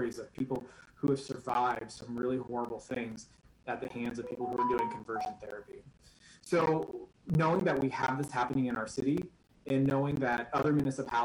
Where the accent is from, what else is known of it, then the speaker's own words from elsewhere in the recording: Nebraska, United States; I was born and raised in Nebraska